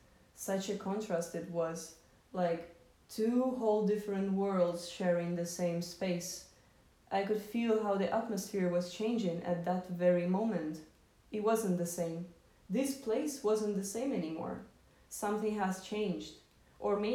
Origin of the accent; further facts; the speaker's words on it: Moscow, Russia; I grew up in Moscow, which already created a certain prism of my perception of the world